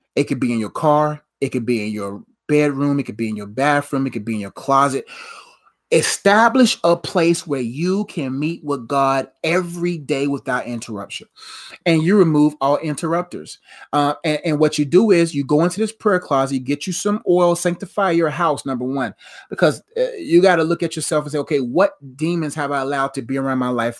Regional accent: Nigeria; I'm Nigerian

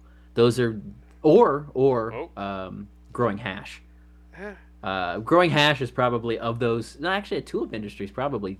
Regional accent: Orange County, California, United States; also born or lived in Los Angeles; I grew up in Orange County, and then living in Los Angeles for 20 some odd years.

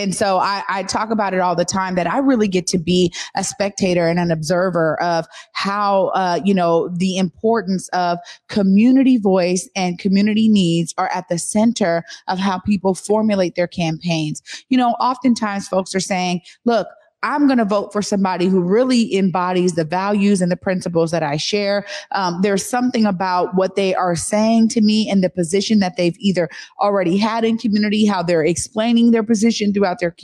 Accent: Seattle, Washington, United States; I am born and raised in the Central District. I graduated from Garfield High School

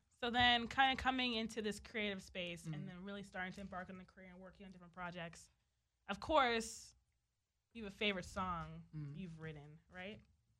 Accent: New York, United States; moved away as an adult; now in Los Angeles, United States; But I'm from Harlem, and then I moved here 3 years ago. 3.5 years ago.

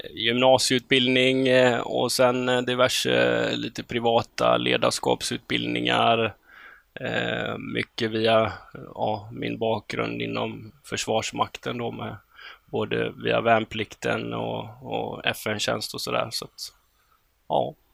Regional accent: Gothenburg, Västra Götaland, Sweden; now in Örebro, Sweden; man hör på dialekten att jag är från Göteborg, men när jag åker till Göteborg så säger de man

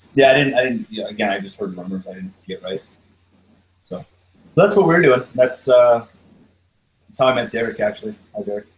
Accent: Canada

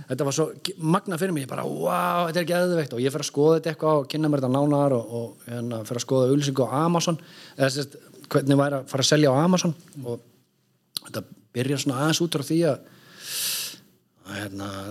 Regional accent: Reykjavík, Capital Region, Iceland; moved away; also born or lived in Akureyri; kem meðan úr Reykjavík en fer norður á Akureyri í skóla

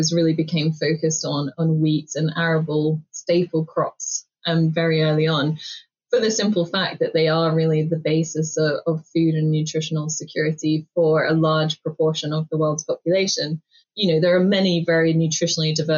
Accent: Sydney, New South Wales, Australia; now in Cambridge, United Kingdom; I grew up in Sydney in Australia

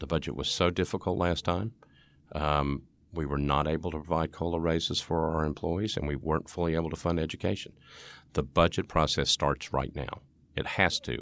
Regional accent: East Tennessee, United States; I'm from East Tennessee

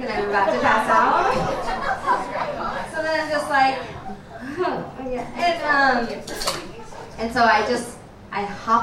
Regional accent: Nebraska, United States; moved away; I'm from Nebraska

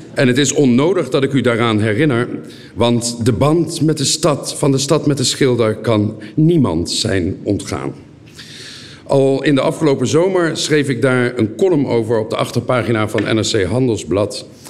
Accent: Leiden, South Holland, Netherlands; moved away as an adult; now in Genoa, Italy; Ik kom ook uit Leiden en woon nu tien jaar in Genua.

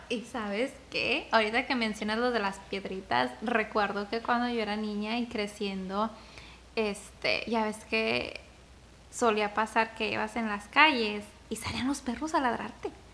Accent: Zacatecas, Mexico; Zacatecas, de donde yo soy

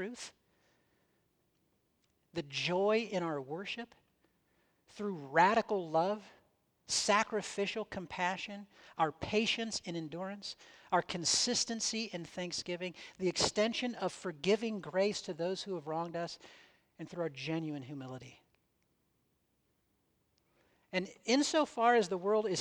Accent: United States; I was born in the United States. I'm a citizen of the United States. I speak, think, and act like someone from the United States in many, many ways

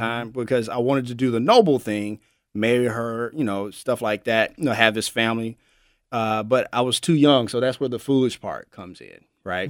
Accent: Memphis, Tennessee, United States; I'm born and raised in Memphis, Tennessee. I'm a, I'm a native

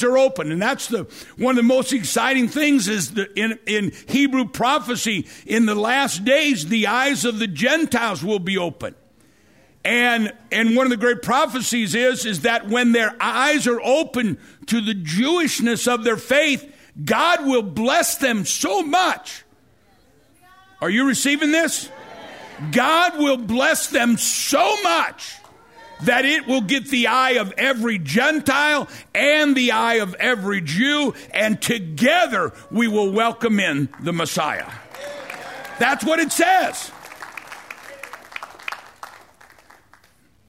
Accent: St. Louis, Missouri, United States; I'm from South St. Louis

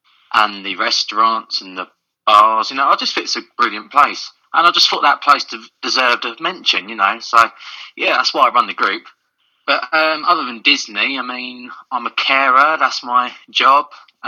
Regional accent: Crawley, South East England, United Kingdom; Okay, well, as you said … I'm 24 years old. I'm from Crawley Town, which is in West Sussex, England.

